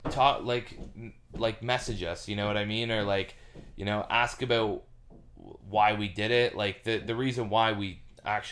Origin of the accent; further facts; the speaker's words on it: Oshawa, Ontario, Canada; I was born and raised in Oshawa